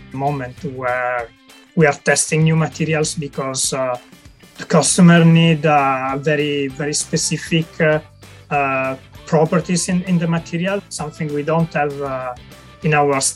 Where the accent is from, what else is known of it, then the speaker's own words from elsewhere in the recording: Italy; moved away as an adult; also born or lived in France; now in United Kingdom; I'm originally from Italy, and I left Italy probably about 15 years ago when I was doing my master degree in material science